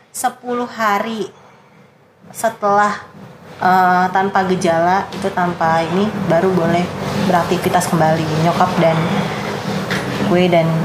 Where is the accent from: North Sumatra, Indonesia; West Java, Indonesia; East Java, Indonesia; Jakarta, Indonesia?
Jakarta, Indonesia; dari aturan baru dari gubernur kita kita kita kan anak Jakarta ya